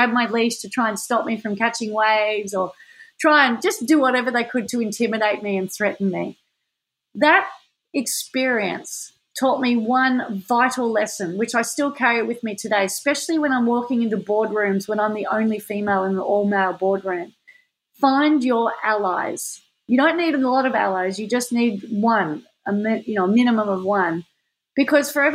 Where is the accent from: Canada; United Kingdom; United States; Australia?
Australia; Manly, New South Wales; when I was growing up in Manly